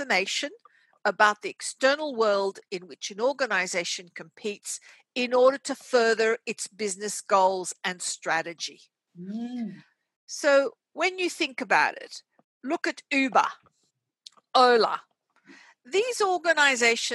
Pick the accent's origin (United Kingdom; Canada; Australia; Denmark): Australia; also born or lived in Casablanca, Morocco / Switzerland / United States; I was born in Morocco, Casablanca, and we came to Australia when I was very young. I got most of my education here in Australia